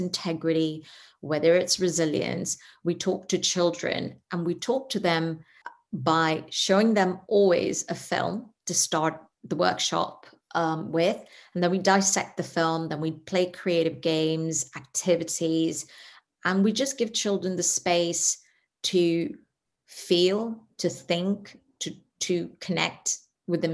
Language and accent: English; Netherlands; also born or lived in India; I come from India and grew up in the Netherlands